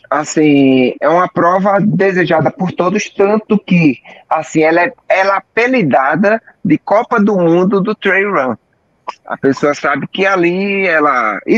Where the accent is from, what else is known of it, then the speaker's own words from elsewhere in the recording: Recife, Pernambuco, Brazil; e sou aqui de Recife, aqueles que não me conhecem